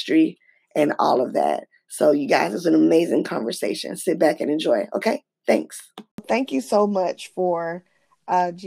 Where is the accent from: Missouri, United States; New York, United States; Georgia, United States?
Georgia, United States; I'm from Georgia